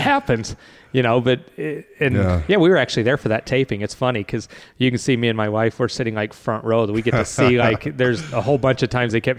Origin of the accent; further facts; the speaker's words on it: Salt Lake City, Utah, United States; also born or lived in Blackfoot, Idaho; growing up in Utah. Yeah. So we ended up making our home in Salt Lake City for a while.